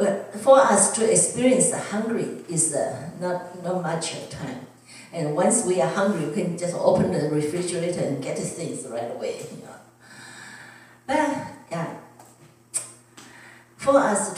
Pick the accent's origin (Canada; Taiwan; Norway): Taiwan; English is a second language; now in United States; if I was back in Taiwan